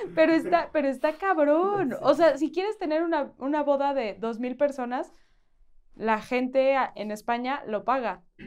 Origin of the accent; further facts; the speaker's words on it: Aguascalientes, Mexico; moved away; en Aguascalientes, de donde yo soy